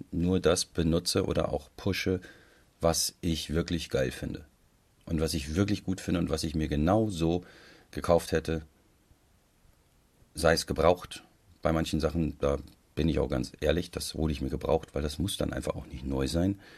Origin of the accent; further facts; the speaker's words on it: Hesse, Germany; das ähm, macht für mich als Hesse natürlich nochmal viel sympathischer.